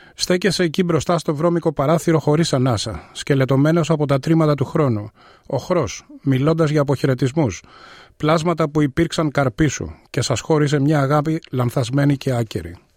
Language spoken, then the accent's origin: Greek; Athens, Attica, Greece; moved away as an adult; now in Melbourne, Australia; Γεννήθηκα στην Αθήνα πριν ε, σχεδόν 64 χρόνια. Ε, στην Αυστραλία ήρθα το 1992